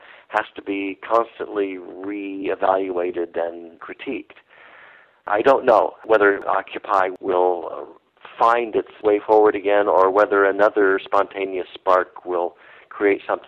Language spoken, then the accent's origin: English; Indianapolis, Indiana, United States; I grew up in Indianapolis